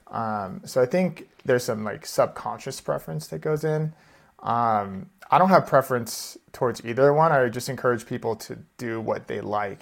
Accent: Seattle, Washington, United States; also born or lived in New York / San Diego / Austin, Texas; now in Denver, United States; we're from Seattle originally.

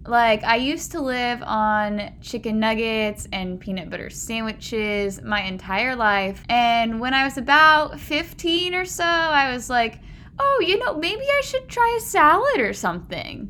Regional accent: Puyallup, Washington, United States; growing up in Puyallup was your typical cushy, predominantly white, middle class, suburb

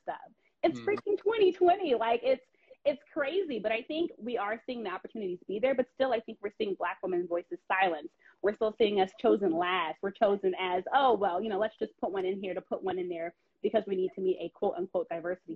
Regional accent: Washington, District of Columbia, United States; knowing the DC landscape, being from this area, no one knows this area like me then. This is my hometown.

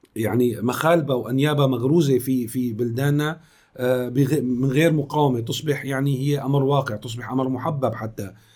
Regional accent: Syria; نحن كسوريين

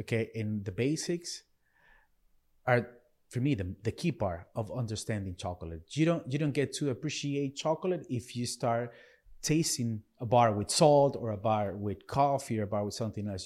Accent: Venezuela; moved away; I was born in Venezuela

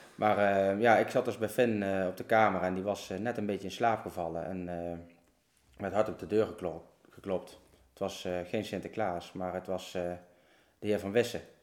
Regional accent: Oosterhout, Gelderland, Netherlands; also born or lived in Berg en Dal / Groesbeek; ik ben dus geboren in Bergendal. Uh, ja, hoe oud was ik? Ik denk een jaar of vijf, zes. Toen eh, zijn wij in Oosterhout, Neulenhout, komen wonen

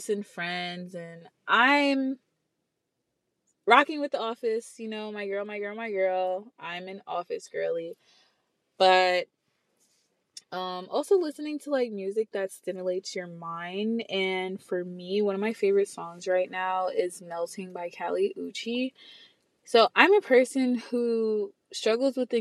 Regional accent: New York City, New York, United States; I'm from the Bronx, New York

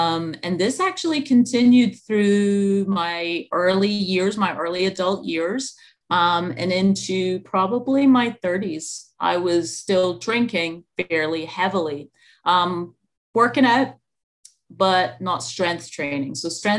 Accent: Scotland, United Kingdom; moved away; So In the UK, alcohol is a kind of like national pastime, pretty much. I just came back from there, and I was just over on vacation. It'd been like 10 years since I'd been back home

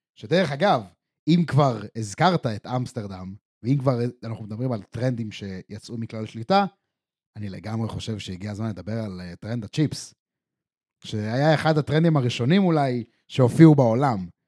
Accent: Israel; ישראלים שגדלנו בסופו של דבר על אה, שווארמה ופלאפל וסביח

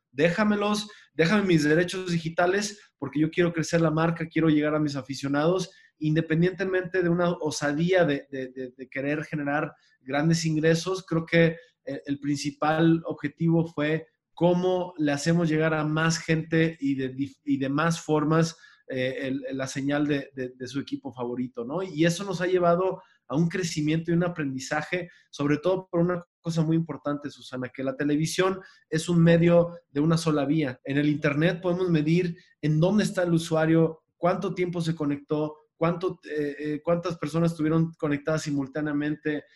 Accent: Mexico; como mexicanos

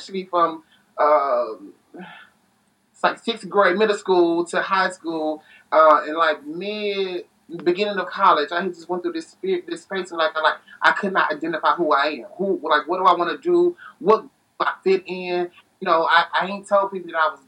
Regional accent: Tennessee, United States; also born or lived in Chicago, Illinois; now in Phoenix, United States; I was raised in Chicago. I was born in Chicago. I was raised in Tennessee

